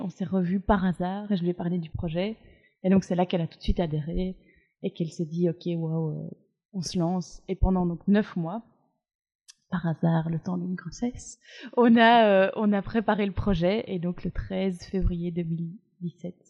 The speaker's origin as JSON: {"language": "French", "town": "Brussels", "region": "Brussels-Capital Region", "country": "Belgium", "said": "je suis bruxelloise"}